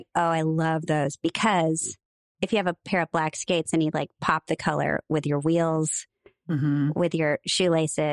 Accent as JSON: {"language": "English", "town": "Bellevue", "region": "Nebraska", "country": "United States", "tie": "born or raised there", "moved": "yes", "said": "I'm from Bellevue"}